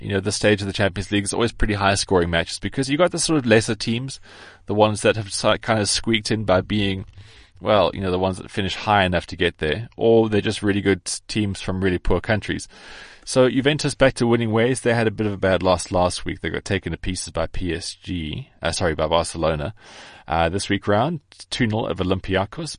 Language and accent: English; South Africa; I am South African